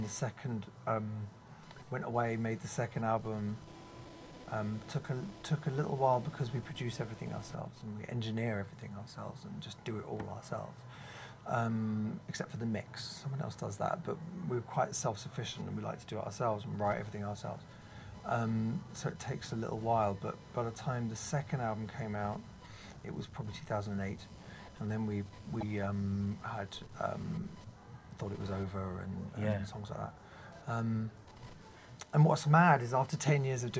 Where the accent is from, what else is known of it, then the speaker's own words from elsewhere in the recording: London, United Kingdom; I was from London